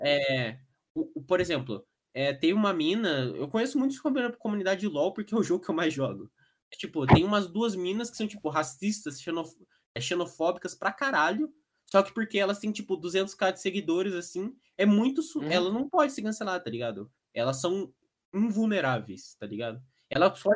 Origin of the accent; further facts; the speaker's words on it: Curitiba, Paraná, Brazil; É que aqui em Curitiba, eu, eu sou de Curitiba denunciando aí